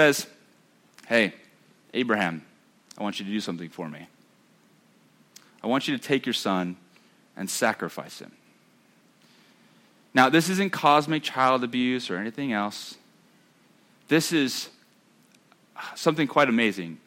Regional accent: United States; I'm American

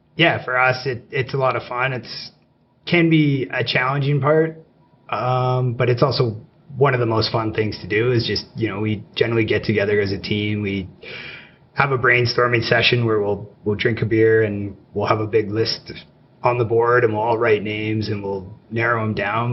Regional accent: Calgary, Alberta, Canada; But I grew up here in Calgary, uh, went away for school for a number of years, and moved back

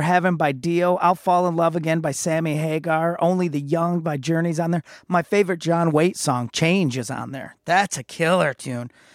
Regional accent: Muskegon, Michigan, United States; my hometown of Muskegon, Michigan.

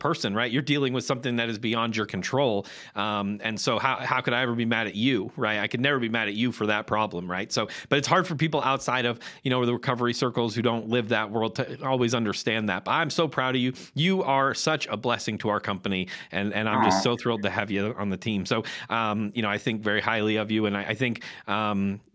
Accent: Maine, United States; I grew up in Maine.

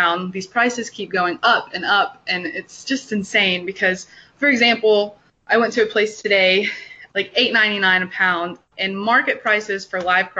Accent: Houston, Texas, United States; down here in the South, I'm from Houston, Texas

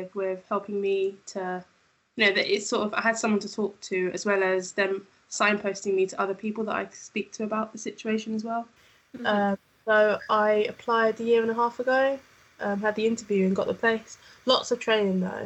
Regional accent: Essex, East of England, United Kingdom; moved away as an adult; now in Leicester, United Kingdom; I'm from Essex

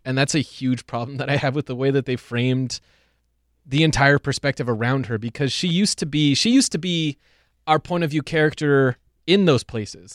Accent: United States; we as American T V watchers and American citizens

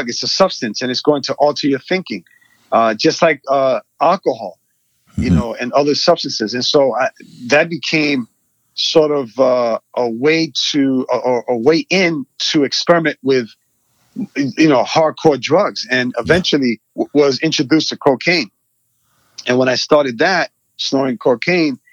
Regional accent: New York City, New York, United States; I was born in Queens, New York, and raised in a community that was predominantly Hispanic

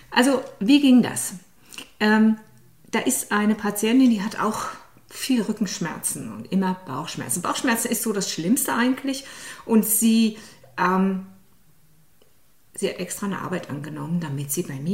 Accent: Saarland, Germany; ich bin ja aus dem Saarland

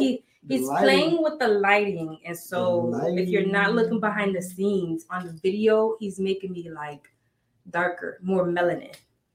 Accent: Connecticut, United States; I am originally from Connecticut.

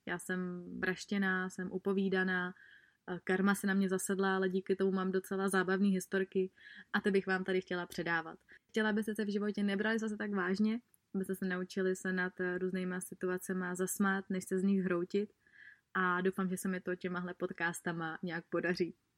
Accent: Czechia; u nás v Čechách

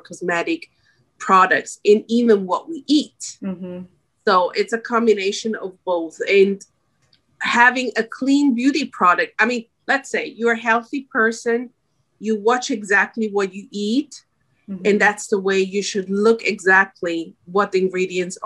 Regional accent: Switzerland; moved away as an adult; now in United States; I'm born and raised in Switzerland and moved 6 years ago to the United States with my husband and my little daughter.

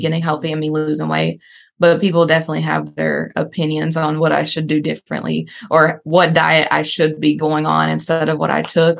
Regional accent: North Carolina, United States; born and raised in North Carolina

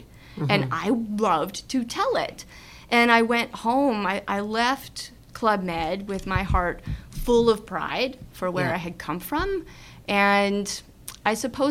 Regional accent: Mossbank, Saskatchewan, Canada; Main Street Moss Bank, my hometown

